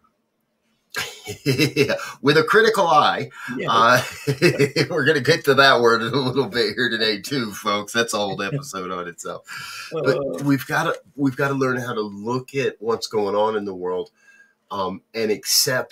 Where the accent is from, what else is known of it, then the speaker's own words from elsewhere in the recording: United States; I grew up in New Jersey, New York